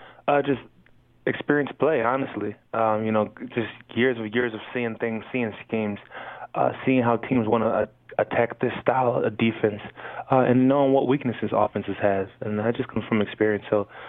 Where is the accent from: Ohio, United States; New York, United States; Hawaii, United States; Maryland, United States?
New York, United States; I'm from New York, and I started my career in New England.